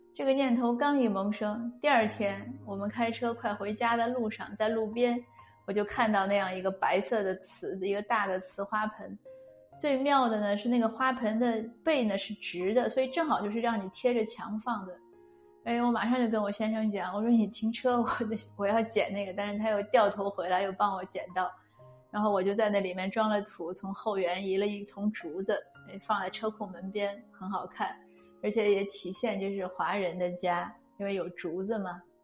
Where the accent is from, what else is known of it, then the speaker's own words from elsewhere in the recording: China; moved away; 我们中国人